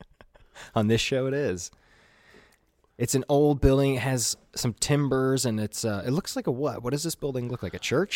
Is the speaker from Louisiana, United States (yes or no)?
no; Chattanooga, Tennessee, United States